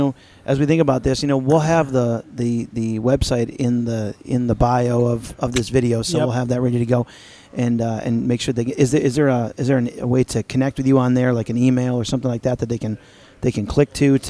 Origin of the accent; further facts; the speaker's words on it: New York, United States; I'm from New York, obviously.